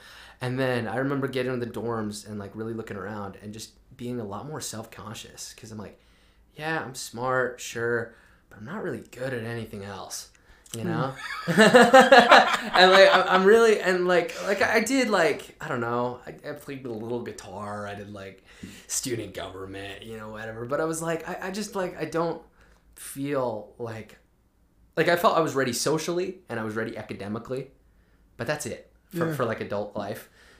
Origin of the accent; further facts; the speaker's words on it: Tooele, Utah, United States; Yeah, I'm from Tooele. Raised pretty LDS